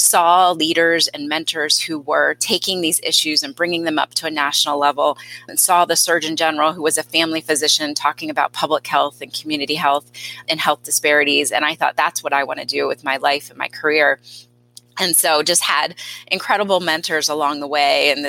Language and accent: English; Delaware, United States; had a lot of personal experiences growing up in Delaware